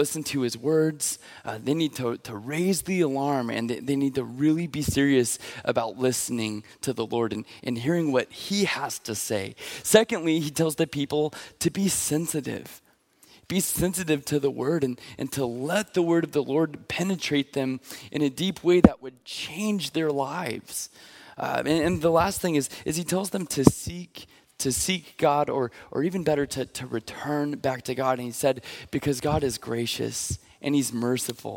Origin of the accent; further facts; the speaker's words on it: Pacific Northwest, United States; I'm from the Pacific Northwest